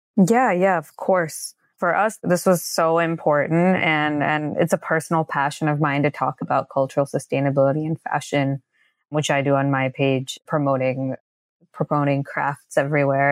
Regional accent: India; I am from India

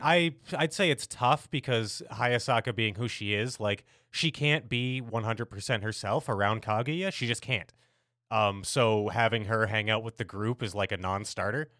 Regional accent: United States; as an American

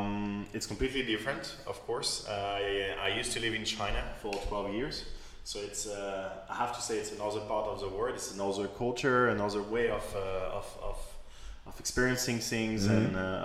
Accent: France; moved away; I was born and raised in France.

